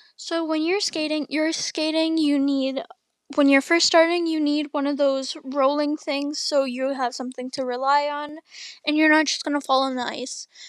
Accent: Canada; I'm Canadian.

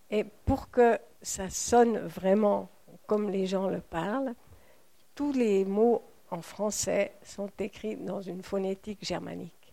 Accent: Fribourg, Switzerland; accent: Bolz; first language Bolz (Fribourg Senslerdeutsch-French mix); ma langue maternelle, en étant fribourgeoise de la basse ville de Fribourg, où on parle le saint-ginois qui est le, dialecte alémanique des fribourgeois mhm. et le français, on fait un mélange.

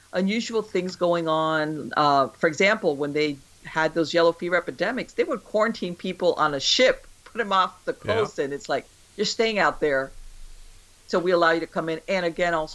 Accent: Miami, Florida, United States; I grew up here in Miami

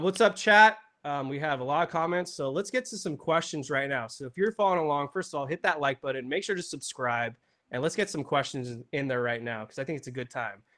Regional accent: Ventura County, California, United States; I'm from Ventura County

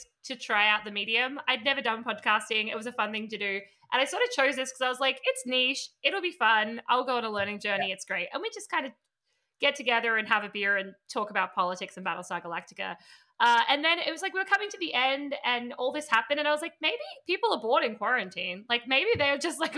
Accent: Australia; accent: Australian; I'm Australian

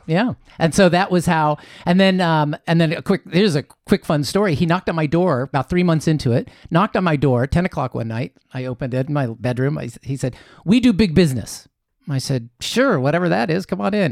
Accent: Columbus, Ohio, United States; moved away as an adult; also born or lived in Chicago, Illinois / Japan; now in Costa Mesa, United States; I was born in Chicago, was there till I was seven, and then I moved over to Columbus

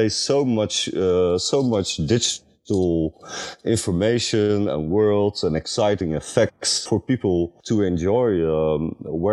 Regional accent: Netherlands; I'm creative director from the Netherlands

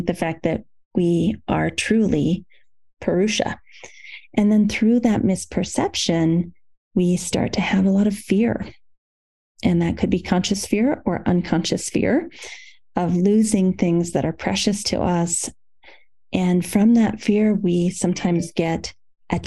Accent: Iowa, United States; when I was growing up in Iowa, in the Midwest of the United States, our town had a carnation factory

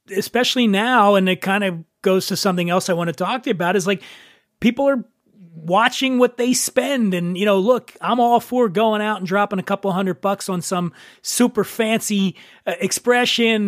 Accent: Philadelphia, Pennsylvania, United States; Where I grew up in Philly, most of my neighborhood was Italian and Irish

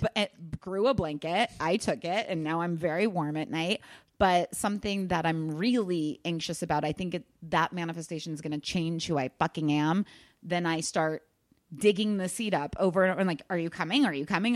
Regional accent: Kansas, United States; now in Los Angeles, United States; I'm originally from Kansas, moved out

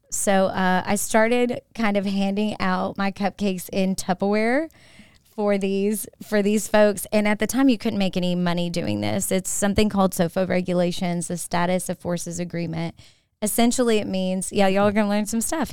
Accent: Manchester, Tennessee, United States; now in Augusta, United States; I was raised up in Middle Tennessee in a town nobody's ever heard

